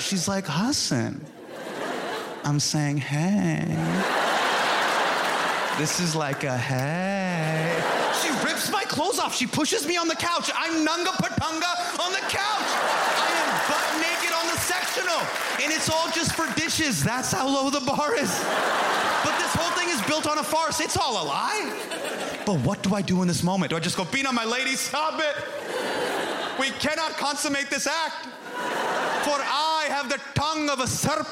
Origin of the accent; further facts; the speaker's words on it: United States; my parents are from India, okay? But as for me, I'm an American